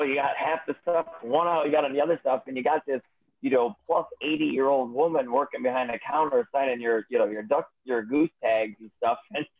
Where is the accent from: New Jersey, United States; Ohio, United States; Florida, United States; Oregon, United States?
Ohio, United States; I'm from Ohio.